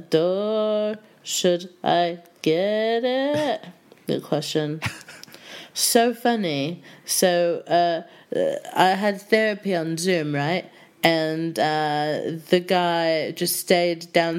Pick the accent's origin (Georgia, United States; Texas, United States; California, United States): Texas, United States; Houston; moved away as an adult; now in United Kingdom; I'm from Houston, and I was actually studying theater in undergrad in college